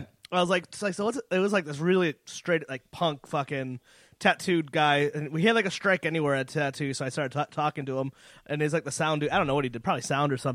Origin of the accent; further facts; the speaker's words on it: Meriden, Connecticut, United States; I grew up in Meriden.